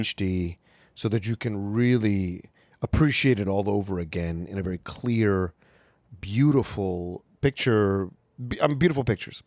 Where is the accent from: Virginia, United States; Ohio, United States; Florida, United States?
Virginia, United States; growing up in Virginia